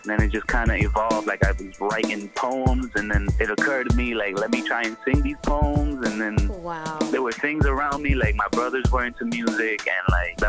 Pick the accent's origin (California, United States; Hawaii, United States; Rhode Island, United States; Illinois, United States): Rhode Island, United States; Providence; also born or lived in Puerto Rico / Pawtucket, Rhode Island; I just grew up in Providence, Pawtucket, kind of switching off between the two